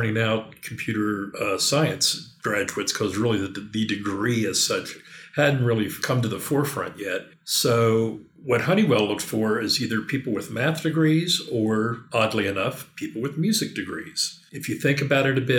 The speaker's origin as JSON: {"language": "English", "region": "Western Maryland", "country": "United States", "tie": "born or raised there", "also_born_or_lived": "Washington, D.C. metro area", "moved": "as an adult", "said": "I moved to Western Maryland, back to my hometown"}